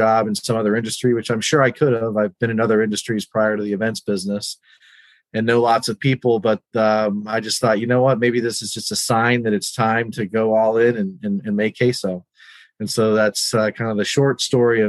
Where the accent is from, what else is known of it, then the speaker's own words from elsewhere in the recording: New Mexico, United States; moved away as an adult; now in Northern Virginia, United States; I grew up in New Mexico